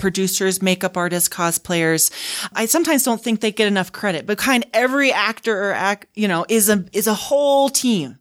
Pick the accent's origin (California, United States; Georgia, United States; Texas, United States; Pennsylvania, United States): Texas, United States; Houston; now in Utah, United States; I grew up in Houston, in near the, not too far from the coast